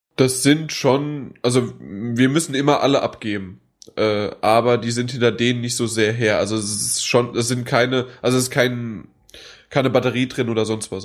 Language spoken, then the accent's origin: German; Frankfurt, Hesse, Germany; bei uns in Frankfurt